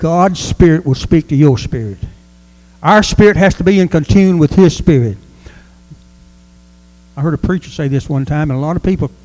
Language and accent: English; United States; we are American, and we live in America